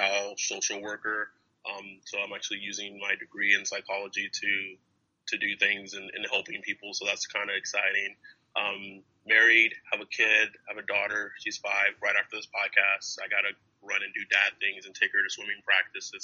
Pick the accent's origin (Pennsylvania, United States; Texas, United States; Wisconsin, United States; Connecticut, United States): Texas, United States; Lubbock; moved away as an adult; now in California, United States; I was born and raised in Lubbock, Texas, where Texas Tech is located